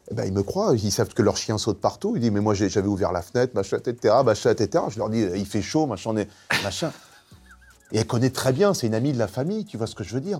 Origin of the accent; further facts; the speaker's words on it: Nogent-sur-Marne, Île-de-France, France; J'ai grandi à Nogent-sur-Marne